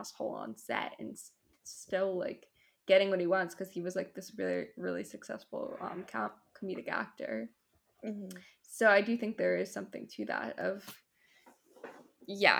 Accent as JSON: {"language": "English", "region": "Maryland", "country": "United States", "tie": "born or raised there", "said": "I grew up in Maryland"}